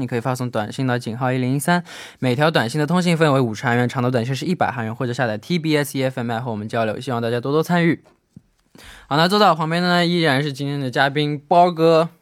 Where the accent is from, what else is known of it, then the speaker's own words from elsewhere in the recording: southern China, China; 像我这样从小在南方长大的孩子